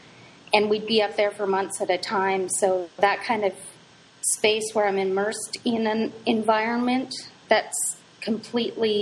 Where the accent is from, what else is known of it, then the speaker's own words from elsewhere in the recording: British Columbia, Canada; also born or lived in New York / New Jersey; now in Pullman, United States; I grew up in B.C. on a sailboat on a Gulf island